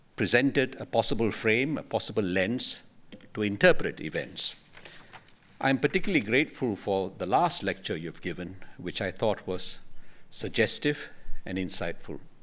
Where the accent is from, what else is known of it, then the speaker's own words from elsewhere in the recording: Singapore; we in Singapore